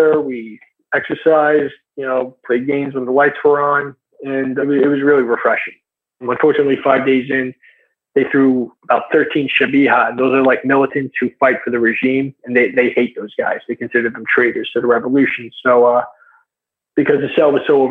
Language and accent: English; United States; I'm American, I'm a white guy